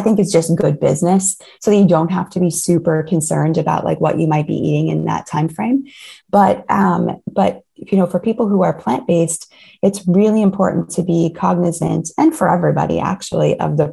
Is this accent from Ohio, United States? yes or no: yes; Ohio, United States; I grew up in Ohio in the States